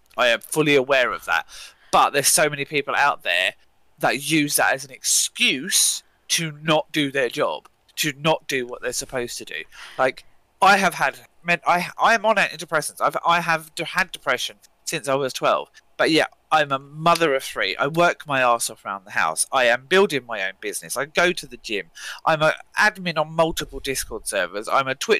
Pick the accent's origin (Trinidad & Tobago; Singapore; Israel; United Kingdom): United Kingdom